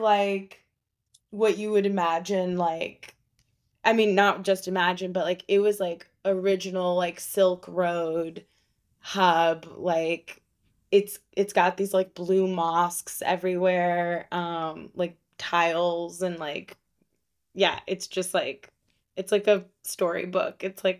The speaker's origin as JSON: {"language": "English", "region": "Florida", "country": "United States", "tie": "born or raised there", "also_born_or_lived": "Israel", "said": "I was born"}